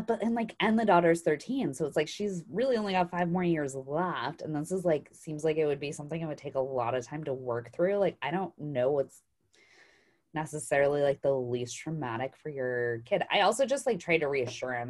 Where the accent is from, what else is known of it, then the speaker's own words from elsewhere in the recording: Idaho, United States; now in Arizona, United States; I'm growing up in Idaho